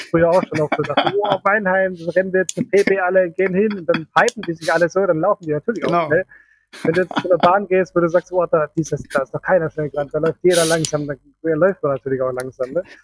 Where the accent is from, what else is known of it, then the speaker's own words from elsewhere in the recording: Switzerland; bei uns in der Schweiz